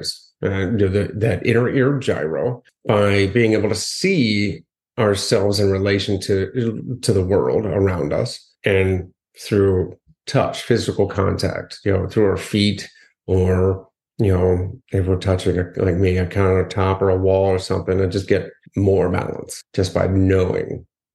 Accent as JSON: {"language": "English", "town": "Akron", "region": "Ohio", "country": "United States", "tie": "born or raised there", "moved": "yes", "lives_now": "Florida, United States", "said": "It was the Akron Marathon, my hometown"}